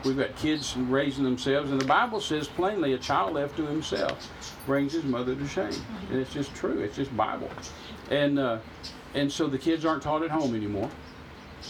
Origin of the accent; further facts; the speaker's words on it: United States; I'm an American